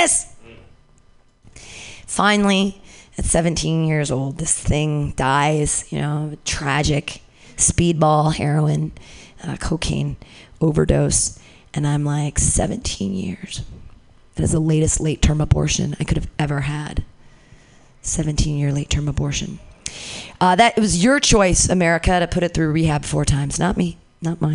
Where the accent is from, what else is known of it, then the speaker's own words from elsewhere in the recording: Danville, California, United States; I grew up in Danville, very close to here, Bay Area